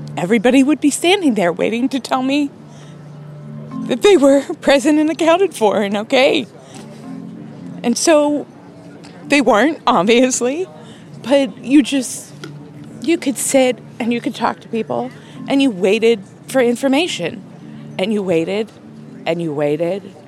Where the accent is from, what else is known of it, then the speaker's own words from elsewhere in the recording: Pittsburgh, Pennsylvania, United States; I'm from Pittsburgh